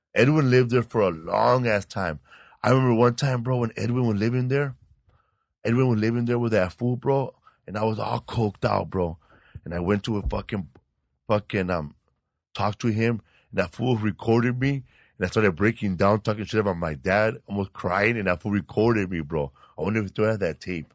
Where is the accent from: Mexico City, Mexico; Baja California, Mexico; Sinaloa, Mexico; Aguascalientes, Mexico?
Sinaloa, Mexico; now in Los Angeles, United States; I'm from Sinaloa, Mexico